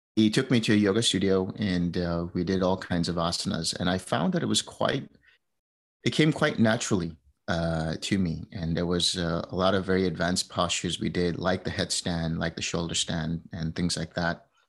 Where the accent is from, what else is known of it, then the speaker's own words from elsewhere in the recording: United States; also born or lived in India; I grew up in, uh, New Jersey, New York.